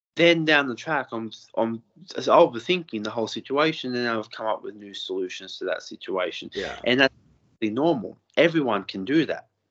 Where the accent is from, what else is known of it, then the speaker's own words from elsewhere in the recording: Lake Macquarie, New South Wales, Australia; I'm from Lake Macquarie as well.